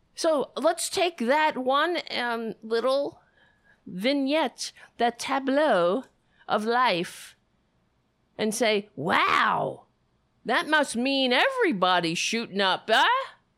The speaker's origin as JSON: {"language": "English", "town": "New York City", "region": "New York", "country": "United States", "said": "I'm from New York"}